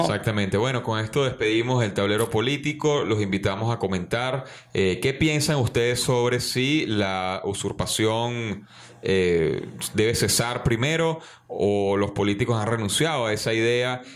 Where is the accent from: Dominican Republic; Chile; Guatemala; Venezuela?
Venezuela; nuestro trabajo aquí como, como venezolanos